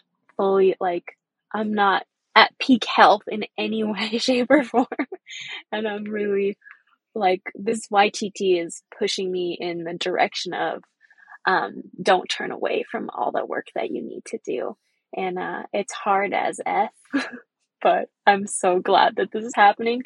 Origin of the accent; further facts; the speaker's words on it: Seattle, Washington, United States; also born or lived in Saskatchewan, Canada; I've lived in Seattle, Coast Salish territory since 1998